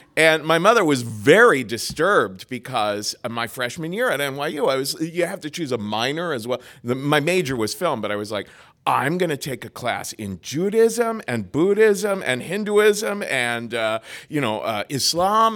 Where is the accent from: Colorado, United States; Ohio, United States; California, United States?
Ohio, United States; Cincinnati; moved away as an adult; also born or lived in New York; I grew up in Cincinnati, Ohio, and very, very Roman Catholic